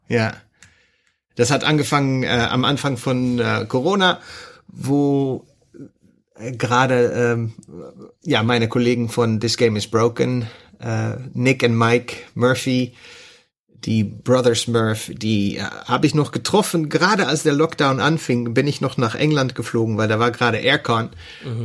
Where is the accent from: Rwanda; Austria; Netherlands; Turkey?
Netherlands; German is a second language; bin ich Niederländer